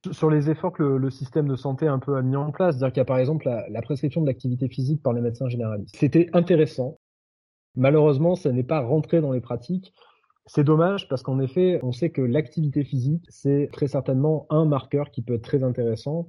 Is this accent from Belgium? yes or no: no; France; on n'est pas des Suédois, on est des Français.